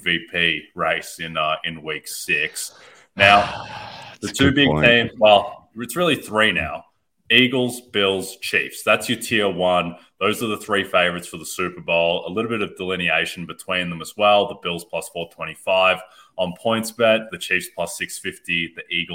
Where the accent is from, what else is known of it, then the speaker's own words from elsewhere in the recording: Australia; I'm Australian.